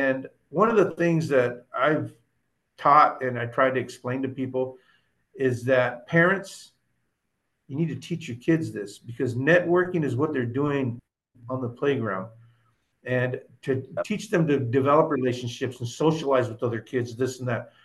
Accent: Oxnard, California, United States; I grew up on Hemlock Street in Oxnard

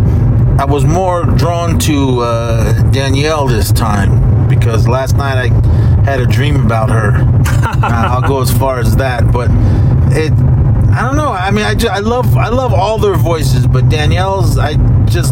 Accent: Oakland, California, United States; our local Blockbuster when I grew up in Oakland

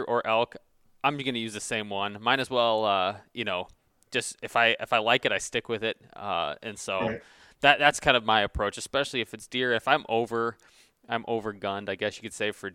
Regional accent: Michigan, United States; I'm from Michigan, and the tradition here is you turn 14 and you get your lever action 30-30.

